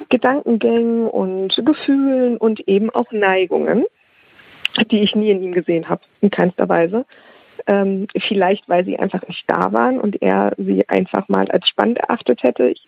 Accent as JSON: {"language": "German", "region": "Hesse", "country": "Germany", "said": "Und ich komme aus Nordhessen und dann fuhren wir nach Kassel."}